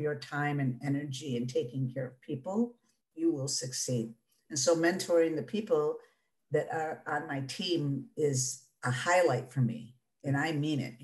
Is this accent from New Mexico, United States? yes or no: no; Detroit, Michigan, United States; I'm born and raised in Detroit. And so I'm a Northwest Detroit individual